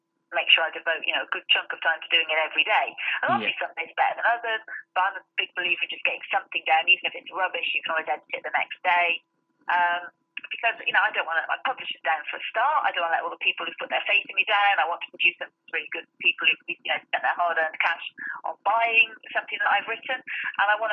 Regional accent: Nottingham, East Midlands, United Kingdom; moved away as an adult; also born or lived in Salisbury, Wiltshire / Manchester; now in South of England; I was born in Salisbury and Wiltshire, and then we moved to Nottingham when I was 7. And then, aside from a short period where I lived in Manchester for a few years, I've lived in Nottingham pretty much all of my life

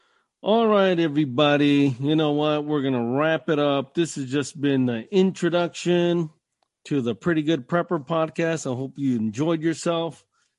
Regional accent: Appalachia, United States; I'm from the Appalachian Mountains.

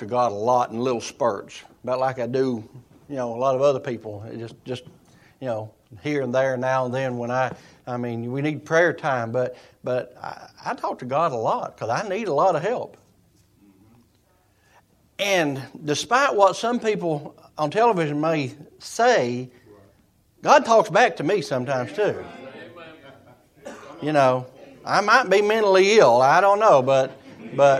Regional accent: Eastern Kentucky, United States; I'm a hillbilly from Eastern Kentucky

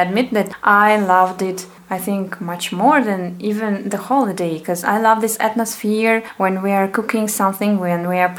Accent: Russia; English is a second language; now in Hungary; we are from Russia

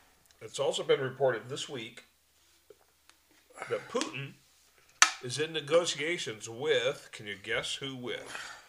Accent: United States; We as Americans...

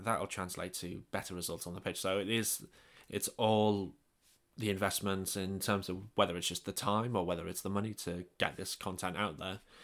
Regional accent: England, United Kingdom; moved away; I'm English

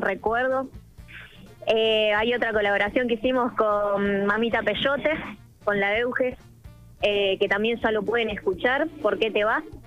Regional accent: Villa Gobernador Gálvez, Santa Fe, Argentina; soy de Villa Gornorgales es una ciudad que está, eh, nada, cercada de la cumbia santafesina, así que eso, bueno, es algo que mamé desde muy chica

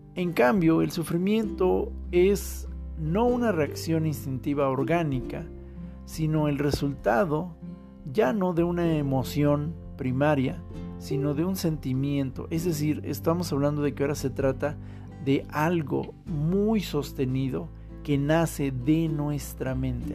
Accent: Mexico City, Mexico; nuestra Ciudad de México

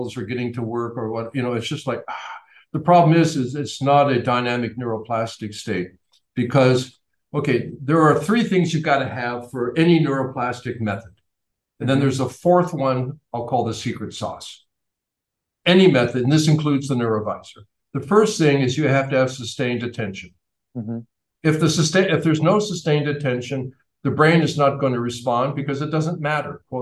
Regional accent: Canada; I'm from Canada

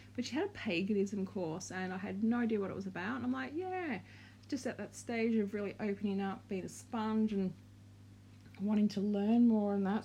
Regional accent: Australia; also born or lived in Victoria, Australia / Brisbane, Queensland, Australia; We're from Australia

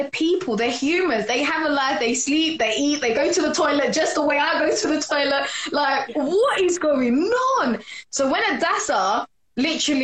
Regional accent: London, United Kingdom; I'm from London! Let me be precise. East London, Newham, at the borough, east side.

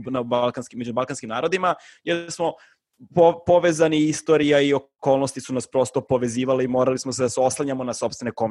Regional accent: Belgrade, Serbia; ja nisam ono, napustio Beograd fazom do svoje 21. 22. Da. godine ovaj, i kao promenio sam ne znam koliko država Znači kao rođen sam u SFRJ, pa je posle bila SRJ

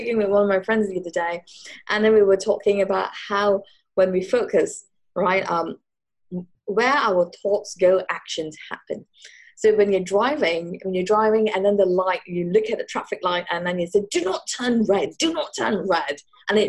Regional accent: Singapore; born there; My mom was from Malaysia and I was born in Singapore, and my dad was in the British military.

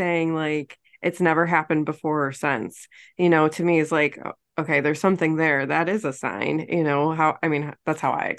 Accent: New York, United States; now in Virginia, United States; you wouldn't know I was from New York because I'm complaining about the cold here in Virginia.

